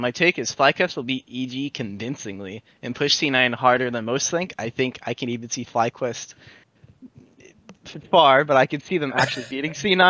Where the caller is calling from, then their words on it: Burlingame, California, United States; I'm calling from Burlingame, California.